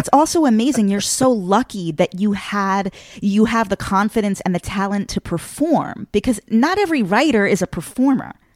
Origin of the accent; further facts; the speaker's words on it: Long Island, New York, United States; I'm from Long Island originally